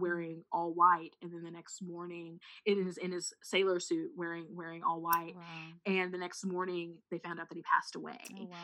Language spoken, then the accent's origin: English; Missouri, United States